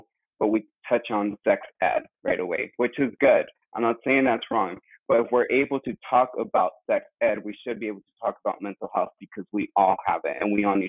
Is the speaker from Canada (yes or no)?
no; Mexico; born there; coming from an immigrant family, and as you know, I was born in Mexico, and also I identify as a gay male.